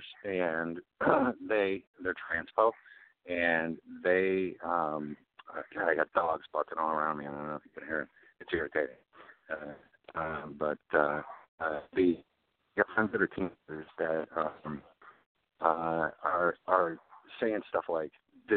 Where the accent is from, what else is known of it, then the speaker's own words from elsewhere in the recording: Chicago, Illinois, United States; also born or lived in Champaign, Illinois; now in West Coast, United States; I was born in Champaign, which is just south of you. And I was raised in Chicago